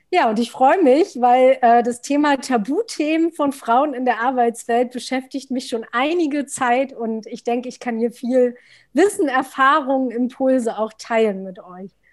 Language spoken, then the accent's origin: German; Altmark, northern Saxony-Anhalt, Germany; moved away as an adult; now in Berlin, Germany; lebe seit zwölf Jahren in Berlin und bin aufgewachsen im Norden von Sachsen-Anhalt in einer wunderschönen Altmark